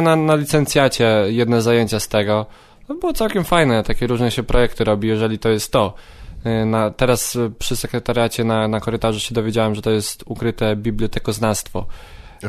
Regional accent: Radymno, Subcarpathian Voivodeship, Poland; moved away as an adult; now in Kraków, Poland; Urodziłem się w Radymnie na Podkarpaciu

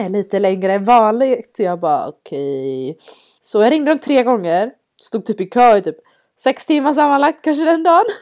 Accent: Sweden; moved away; jag är från, jag är från Sverige, jag är van vid snö

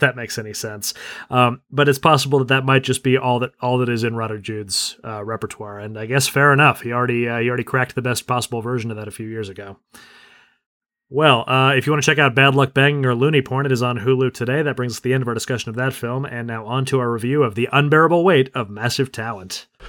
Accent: United States; as an American

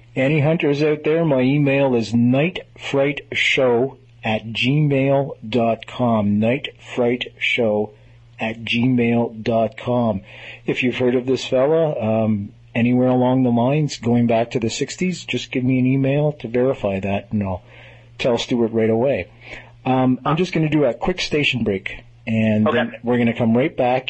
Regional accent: Montreal, Quebec, Canada; I hail from Montreal

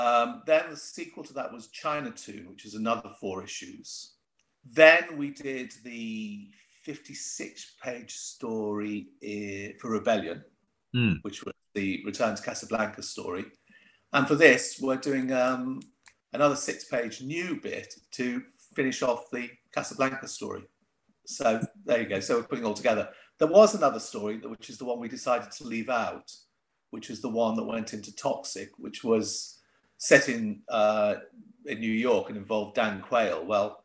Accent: Port Sunlight, North West England, United Kingdom; I'm from Merseyside, I was born in Port Sunlight.

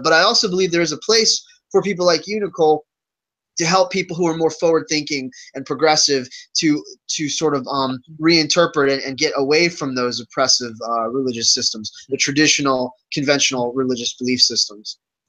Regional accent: Virginia, United States; because of what Christianity represents in the South, where I grew up in Virginia.

